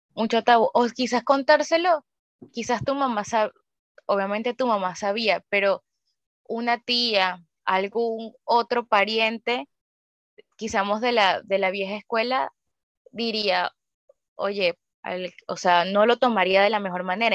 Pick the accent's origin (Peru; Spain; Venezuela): Venezuela; now in Chile; nosotras tres somos de Venezuela